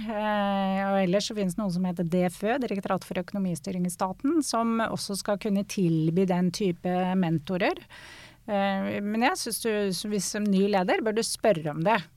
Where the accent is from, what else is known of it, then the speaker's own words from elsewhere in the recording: Norway; Og jeg er eh, som nordmenn flest eh, glad i naturen og glad å komme meg ut på tur.